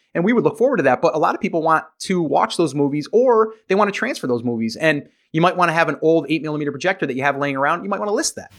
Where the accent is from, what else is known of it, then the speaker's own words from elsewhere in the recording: New York, United States; now in South Carolina, United States; I'm originally from New York. I'm now in South Carolina